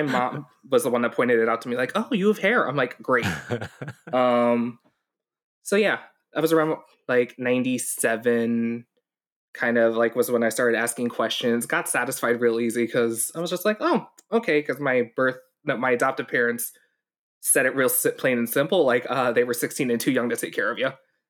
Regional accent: Hong Kong; born there; So I was born in December in Hong Kong to a teenage pregnancy.

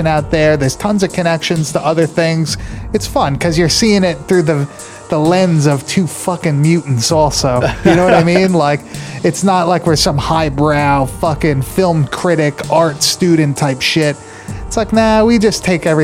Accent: New York, United States; I grew up in New York. I was always in the city.

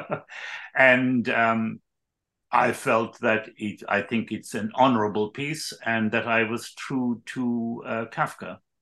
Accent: Ireland; I was born in Ireland

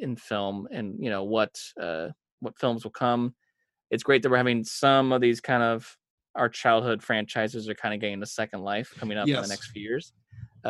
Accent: United States; I as an American

